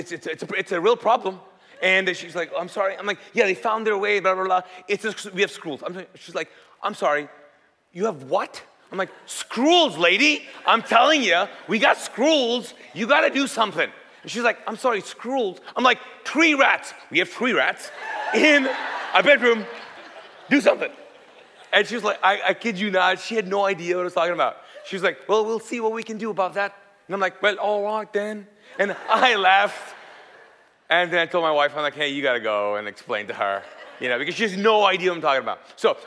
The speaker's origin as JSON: {"language": "English", "country": "Kuwait", "tie": "born or raised there", "second_language": "English", "said": "And the story is because I grew up in Kuwait. So I'm Pakistani. And we speak Urdu there."}